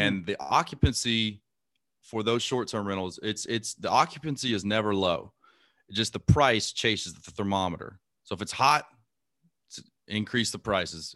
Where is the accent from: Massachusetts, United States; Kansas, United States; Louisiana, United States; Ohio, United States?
Louisiana, United States; Lake Charles; moved away; also born or lived in Imperial Beach, California / Panama City, Florida; I grew up in Lake Charles, Louisiana